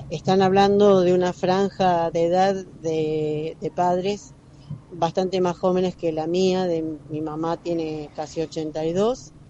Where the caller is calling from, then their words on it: Mar del Plata, Buenos Aires Province, Argentina; Buen día, Gaby. … de Mar del Plata. Espero que reconozcas mi voz.